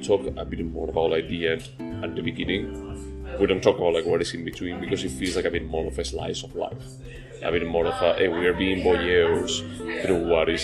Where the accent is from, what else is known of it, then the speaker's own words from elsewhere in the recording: Spain; I'm from Spain